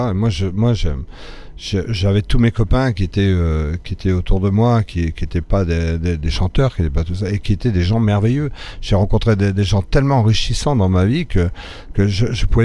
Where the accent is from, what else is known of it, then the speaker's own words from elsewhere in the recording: Morocco; dans mes premières années au Maroc, mon père était dans, la France libre, il était démobilisé au Maroc, et il s'est dit, ah, c'est chouette, il fait chaud ici